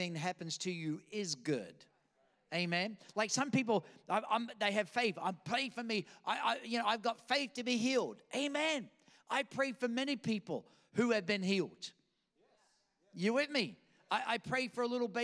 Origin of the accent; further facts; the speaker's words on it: Australia; accent: Australian; also born or lived in Queens, New York; now in Virginia Beach, United States; I was born in Queens, New York, kidnapped by aliens, taken in a spaceship to some foreign place called Australia, where I picked up this funny accent